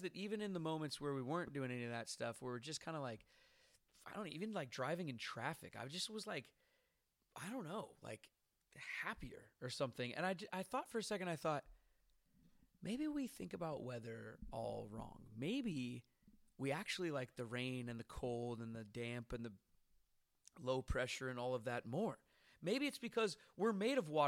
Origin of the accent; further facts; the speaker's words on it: Seattle, Washington, United States; moved away; it's rainy in my hometown of Seattle